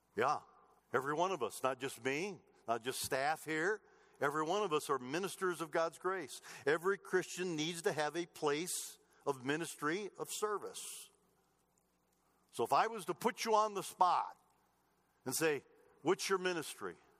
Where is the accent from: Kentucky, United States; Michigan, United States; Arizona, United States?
Michigan, United States; Clinton; moved away as an adult; now in Colorado, United States; I don't go home very often to Michigan where I grew up